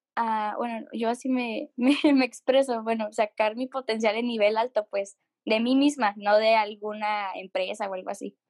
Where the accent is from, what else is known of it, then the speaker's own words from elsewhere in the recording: Mexico; now in Monterrey, Mexico; soy de México